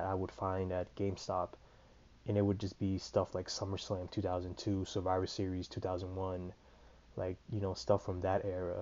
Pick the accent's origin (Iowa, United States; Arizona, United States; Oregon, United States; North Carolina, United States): Iowa, United States; Des Moines; I'm from Des Moines, Iowa